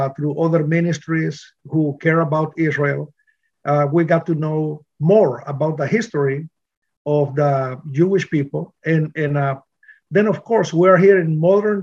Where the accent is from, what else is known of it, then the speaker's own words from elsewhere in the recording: Honduras; moved away as an adult; also born or lived in New Orleans / Miami; now in Bradenton, United States; I grew up in Honduras, Central America. And then I moved to the States in 1986